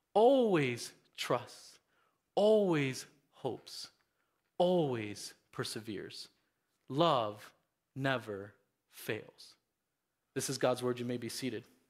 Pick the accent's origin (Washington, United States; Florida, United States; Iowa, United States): Florida, United States; Miami; moved away; Growing up in Miami, we had this, um, real pest problem in my house